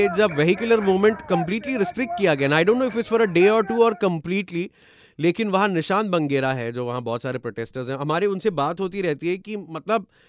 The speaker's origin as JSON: {"language": "Hindi", "town": "Mumbai", "region": "Maharashtra", "country": "India"}